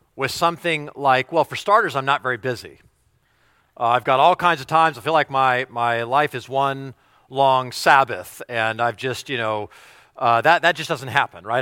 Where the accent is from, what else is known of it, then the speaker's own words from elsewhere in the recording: United States; if we're American